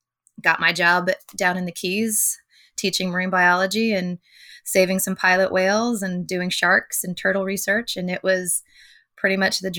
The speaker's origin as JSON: {"language": "English", "region": "Pennsylvania", "country": "United States", "tie": "born or raised there", "also_born_or_lived": "Connecticut", "said": "So I grew up moving a lot as a kid. My dad is, he just retired last year in the ministry. So I was born in Connecticut. We moved all around Pennsylvania throughout my childhood"}